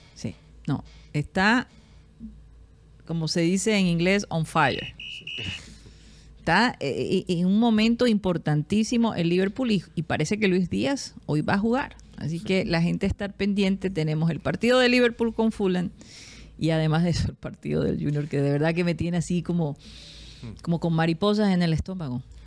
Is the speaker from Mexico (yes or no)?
no; Barranquilla, Atlántico, Colombia; moved away; also born or lived in United States; Yo, yo en mi vida en Barranquilla, viviendo acá, sentí uno de niña